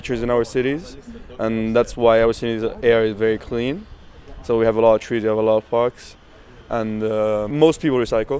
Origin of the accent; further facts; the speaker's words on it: Italy; I'm from Italy.